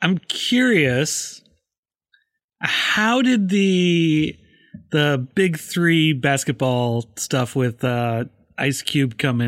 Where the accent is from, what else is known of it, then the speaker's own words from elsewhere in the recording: Midwest, United States; it's hockey for me, just because I grew up in the Midwest.